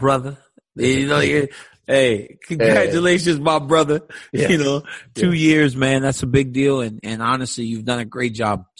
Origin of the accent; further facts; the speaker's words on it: Lafayette, Louisiana, United States; moved away; I'm a Louisiana boy for my life, my whole life, and it'll never change.